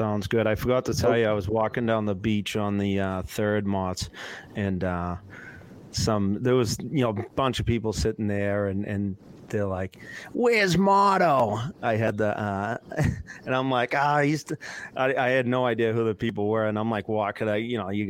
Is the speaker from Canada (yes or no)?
yes; Canada; especially being a Canadian, I think that Canada is just in such a difficult spot with that pick